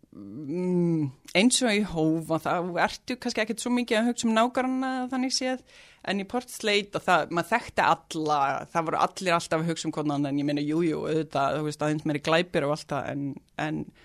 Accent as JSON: {"language": "Icelandic", "town": "Reykjavík", "region": "Capital Region", "country": "Iceland", "tie": "born or raised there", "also_born_or_lived": "Oslo, Norway", "lives_now": "Mosfellsbær, Iceland", "said": "fluttum við í Breitholtið í 111, mm. í mhm. Fellakverfið og svo byggðum mamma og pappi hús í Hólakverfinu og þau búa þar ennþá og við öldumst þar upp"}